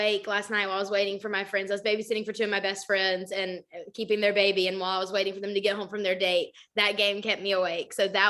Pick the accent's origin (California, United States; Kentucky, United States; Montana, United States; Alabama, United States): Alabama, United States; right outside of Jacksonville; now in Nashville, United States; I grew up right outside of Jacksonville.